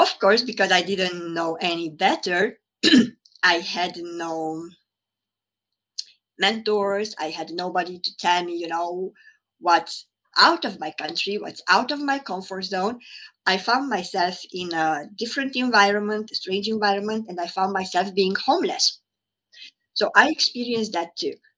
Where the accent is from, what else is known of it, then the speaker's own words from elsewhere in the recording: Transylvania, Romania; moved away as an adult; also born or lived in Hungary; now in London, United Kingdom; I was born in Romania, in Transylvania, and by that time, it was a communist country. So I experienced a lot of lack. I grew up with a mentality of lack.